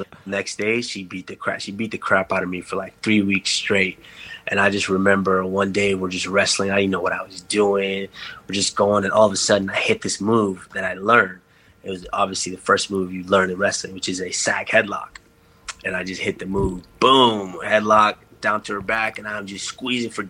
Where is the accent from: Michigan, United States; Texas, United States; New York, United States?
Texas, United States; also born or lived in Africa; I grew up in Texas, and when you're growing up in Texas, football and basketball are king.